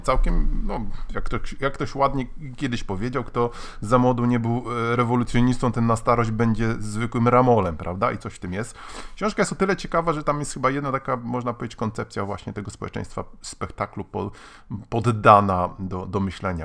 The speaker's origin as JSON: {"language": "Polish", "town": "Gdańsk", "region": "Pomeranian Voivodeship", "country": "Poland", "said": "jestem z Gdańska"}